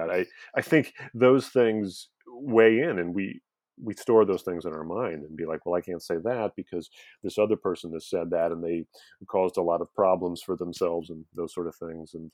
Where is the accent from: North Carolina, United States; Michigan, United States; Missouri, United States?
Missouri, United States; St. Louis; St. Louis, Missouri.